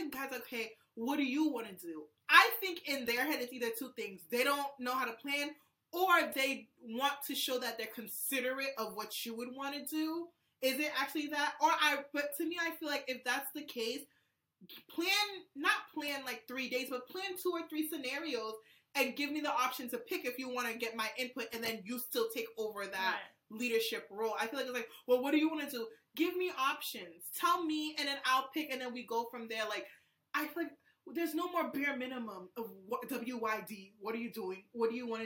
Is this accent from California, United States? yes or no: no; Boston, Massachusetts, United States; we're from Boston